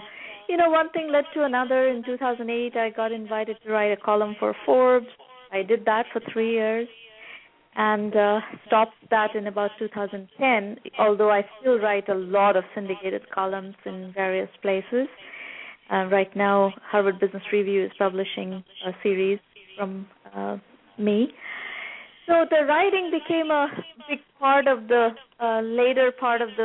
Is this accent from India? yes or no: yes; Kolkata, West Bengal, India; moved away as an adult; also born or lived in Massachusetts, United States; now in United States; I grew up in Calcutta, India, in the 70s and the 80s, and in 1989 I came to the United States for college